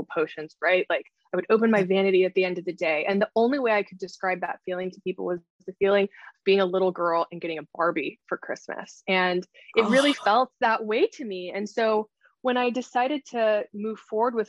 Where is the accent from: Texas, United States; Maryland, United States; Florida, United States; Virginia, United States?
Texas, United States; Austin; moved away as an adult; also born or lived in New York; I decided to move back to my hometown of Austin, which is where I live now